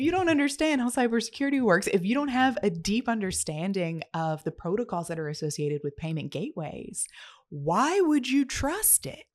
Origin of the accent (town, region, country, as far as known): United States